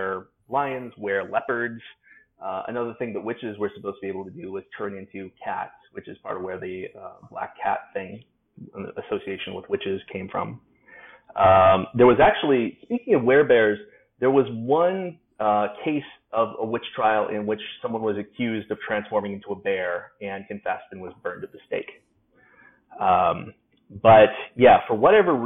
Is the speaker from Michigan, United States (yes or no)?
no; Alaska, United States; I'm from Alaska, and wolves are more of a thing up there than bears are